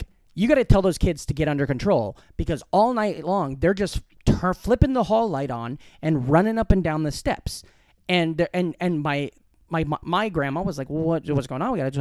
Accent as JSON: {"language": "English", "town": "Glenwood", "region": "Iowa", "country": "United States", "tie": "born or raised there", "moved": "yes", "said": "in my hometown in Glenwood, Iowa"}